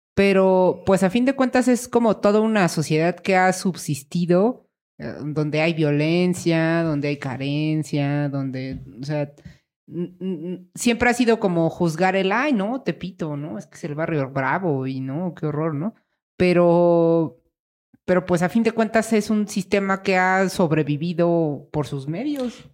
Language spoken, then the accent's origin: Spanish; Mexico; uno como mexicano